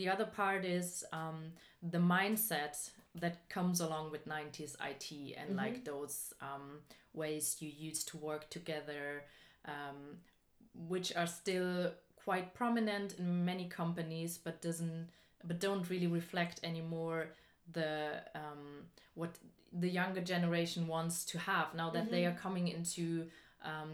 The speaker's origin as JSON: {"language": "English", "area": "Black Forest", "region": "Baden-Württemberg", "country": "Germany", "tie": "born or raised there", "said": "I grew up in the Black Forest in the south of Germany."}